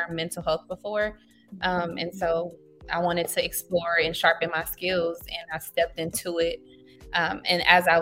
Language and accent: English; Los Angeles, California, United States; Born and raised in Los Angeles. So I'm a native to the community I serve.